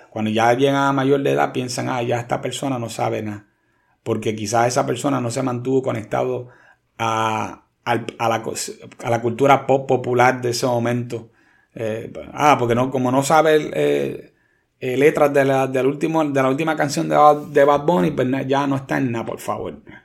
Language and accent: Spanish; Puerto Rico; como puertorriqueños